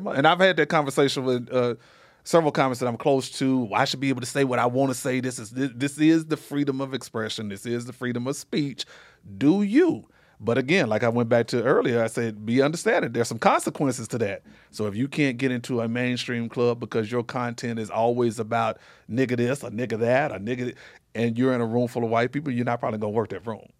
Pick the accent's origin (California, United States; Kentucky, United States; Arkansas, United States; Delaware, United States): Arkansas, United States; Little Rock; now in Las Vegas, United States; I'm from Little Rock, Arkansas, born and raised.